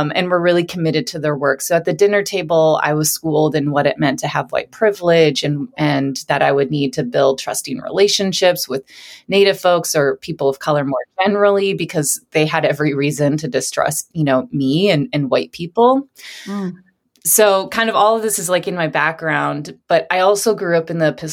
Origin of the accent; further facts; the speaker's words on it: South Dakota, United States; moved away as an adult; I returned home to South Dakota after college.